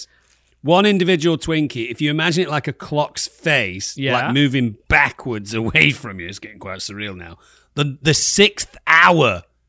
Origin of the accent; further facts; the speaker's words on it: England, United Kingdom; I mean, as a Brit, as an mm-hmm. Englishman, mm-hmm. I would like this with a cup of tea.